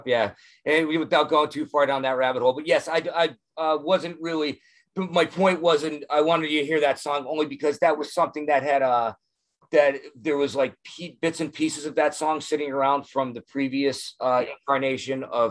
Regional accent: Wyoming Valley, Pennsylvania, United States; growing up where I grew up in the Wyoming Valley, like we're 90 miles from Manhattan, 90 miles from Philly

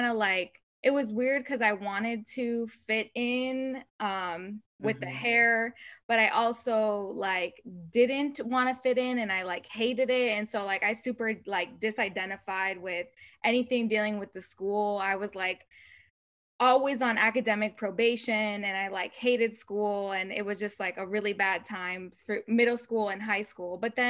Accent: United States; first language Spanish; English is a second language; also born or lived in Spain; And then I came to the US with my mom

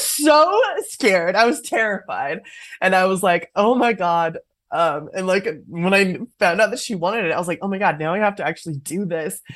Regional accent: Oakland, California, United States; growing up in Oakland, California

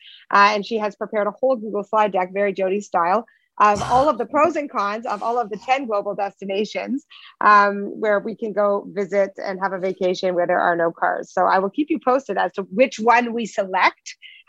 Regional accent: Toronto, Ontario, Canada; most of our business is in the U.S., although we are born and raised in Toronto.

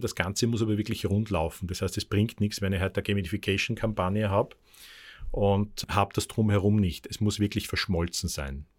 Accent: Austria; das muss ich als Österreicher traurigerweise sagen

